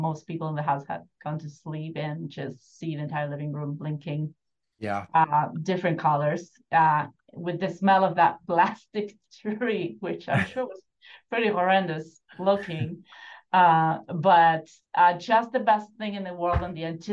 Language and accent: English; Buenos Aires, Argentina; now in United States; I grew up in Argentina, Buenos Aires, in apartment buildings, different ones